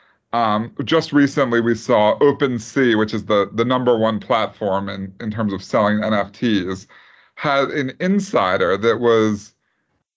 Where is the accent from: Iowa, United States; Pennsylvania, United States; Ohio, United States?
Pennsylvania, United States; Philadelphia; My hometown basketball team, the Philadelphia 76ers